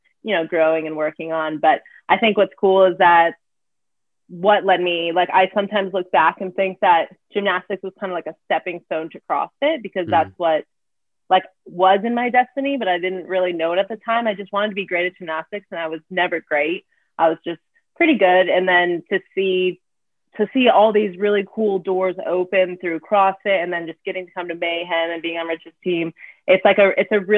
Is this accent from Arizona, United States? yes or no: yes; Arizona, United States; moved away as an adult; also born or lived in New Hampshire; I was born and raised in Arizona